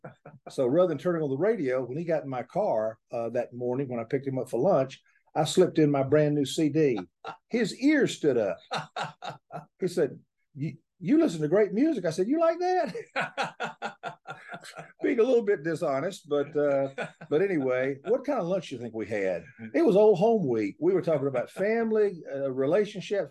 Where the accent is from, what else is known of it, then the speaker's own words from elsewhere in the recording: Atlanta, Georgia, United States; I was born in Atlanta, and I will die in Atlanta